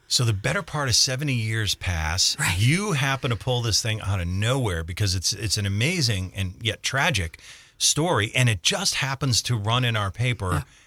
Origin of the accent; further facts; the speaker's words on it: Scranton, Pennsylvania, United States; as a kid growing up in Scranton, we played a lot in and around the old coal mines